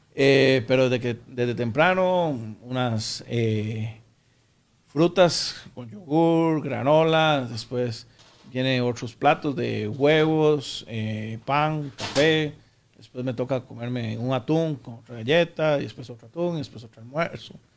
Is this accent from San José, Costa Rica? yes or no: yes; San José, Costa Rica; also born or lived in Aserrí; now in Escazú, Costa Rica; en Puro Centro San José, era de, Barrio Córdoba, que es ahí por el Parque La Paz